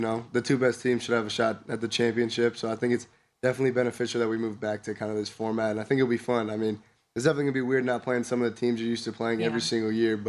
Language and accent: English; California, United States; I was coming down from Southern California